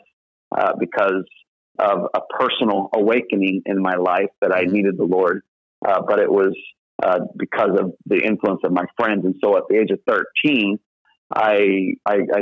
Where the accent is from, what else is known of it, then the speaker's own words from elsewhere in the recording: Southern Illinois, United States; moved away as an adult; So I grew up in Southern Illinois and grew up in a Southern Baptist church